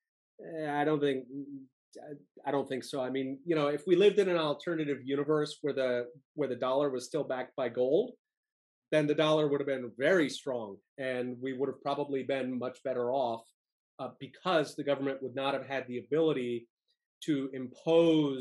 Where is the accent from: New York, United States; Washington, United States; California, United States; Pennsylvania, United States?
Pennsylvania, United States; Philadelphia; I grew up in Philadelphia